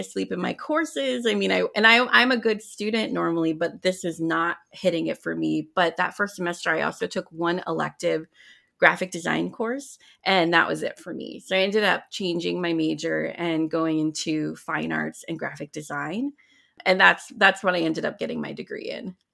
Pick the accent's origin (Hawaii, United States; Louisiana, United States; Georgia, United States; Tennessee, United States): Hawaii, United States; Oahu; moved away as an adult; also born or lived in New York City / California / Chicago; now in Big Island, Hawaii, United States; I'm I'm actually from Hawaii originally. I was born and raised on Oahu